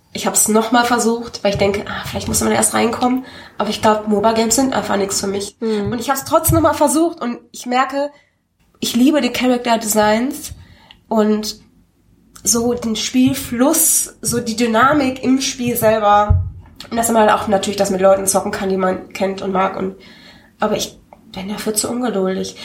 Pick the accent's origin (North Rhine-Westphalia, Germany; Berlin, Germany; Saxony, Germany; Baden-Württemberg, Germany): North Rhine-Westphalia, Germany; Hattingen; ich komme aus Hatting und wir hatten da eine, ein, sowas ist sowas wie Karstadt